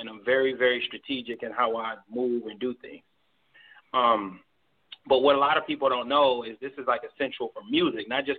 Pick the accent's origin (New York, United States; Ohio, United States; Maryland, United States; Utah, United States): Maryland, United States; Baltimore; moved away as an adult; now in Nashville, United States; I moved here from Baltimore because, you know, I'm a Baltimore native. I'm a Baltimore original. That's where I'm from